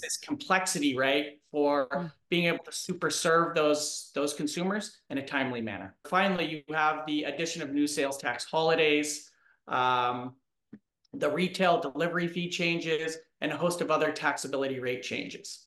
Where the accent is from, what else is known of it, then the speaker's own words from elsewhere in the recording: Minnesota, United States; as a Minnesotan